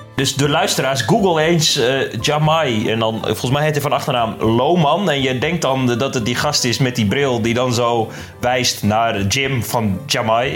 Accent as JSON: {"language": "Dutch", "country": "Netherlands", "said": "ons als Nederlanders"}